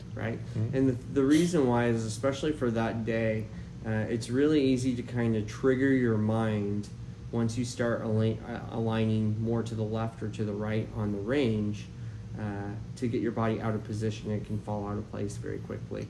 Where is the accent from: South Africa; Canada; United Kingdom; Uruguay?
Canada; Nova Scotia; also born or lived in New Brunswick; now in Poway, United States; I grew up in Canada, uh, played a lot of junior golf successfully um, in Nova Scotia, New Brunswick.